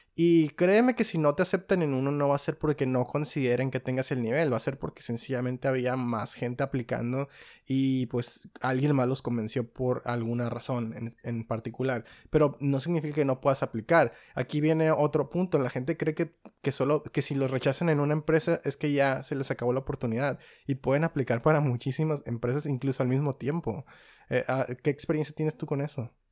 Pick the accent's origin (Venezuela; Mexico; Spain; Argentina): Mexico; los tres somos mexicanos